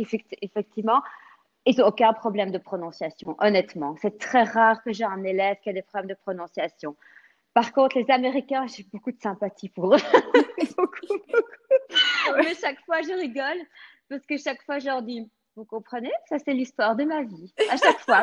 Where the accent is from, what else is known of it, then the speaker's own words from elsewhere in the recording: Belgium; first language French; moved away as an adult; now in Florida, United States; je suis née en Belgique, donc mon père est français de Paris et ma maman est bruxelloise.